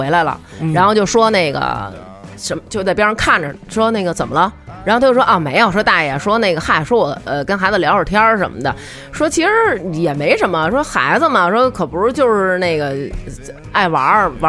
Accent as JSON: {"language": "Chinese", "country": "China", "said": "可能唯有我们中国人自强。就是我们中国越变越牛逼，"}